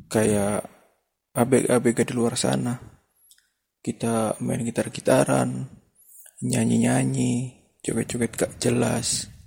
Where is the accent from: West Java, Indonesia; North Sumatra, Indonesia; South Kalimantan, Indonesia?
West Java, Indonesia; Indramayu; Saya berasal dari Jawa Barat, tepatnya dari Kota Mangga.